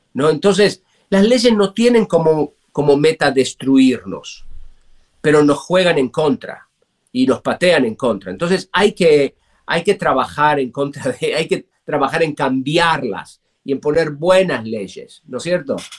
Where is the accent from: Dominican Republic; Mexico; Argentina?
Argentina; moved away as an adult; now in United States; yo crecí en un país con mucha inflación